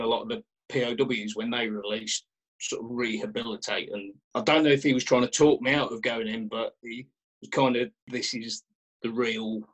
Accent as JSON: {"language": "English", "town": "Kettering", "region": "East Midlands", "country": "United Kingdom", "tie": "born or raised there", "said": "I, I grew up in Kettering in Northamptonshire"}